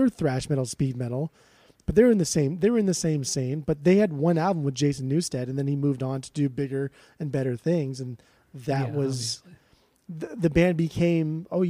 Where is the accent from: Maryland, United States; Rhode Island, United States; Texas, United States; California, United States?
California, United States; Southern; growing up in Southern California